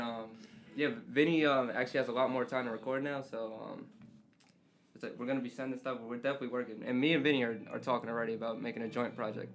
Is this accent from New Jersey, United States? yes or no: yes; Jersey City, New Jersey, United States; I grew up in Jersey City my whole life